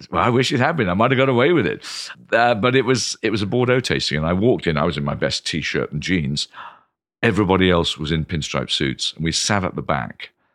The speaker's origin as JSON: {"language": "English", "town": "Canterbury", "region": "South East England", "country": "United Kingdom", "tie": "born or raised there", "moved": "as an adult", "lives_now": "London, United Kingdom", "said": "I grew up in Canterbury"}